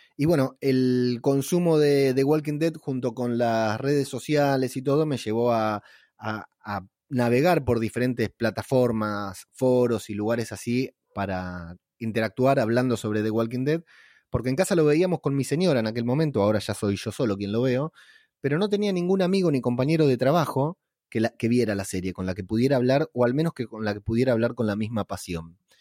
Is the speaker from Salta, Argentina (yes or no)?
no; Lanús, Buenos Aires Province, Argentina; es la casa donde me crié, o sea, al fondo de la casa de mi tío está la casa donde yo me crié, todos somos de acá de Lanús